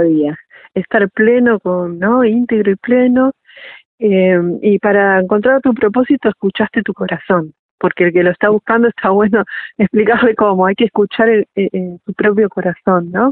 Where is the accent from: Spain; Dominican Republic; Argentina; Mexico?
Argentina; como argentinos